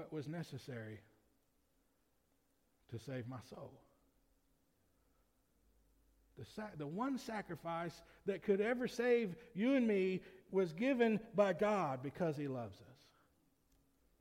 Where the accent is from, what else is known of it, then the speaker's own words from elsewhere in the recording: United States; As American citizens